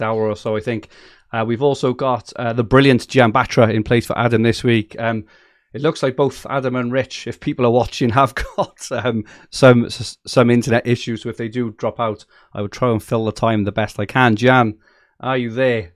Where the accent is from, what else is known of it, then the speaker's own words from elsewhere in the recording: Barry, Wales, United Kingdom; my hometown, Barry Island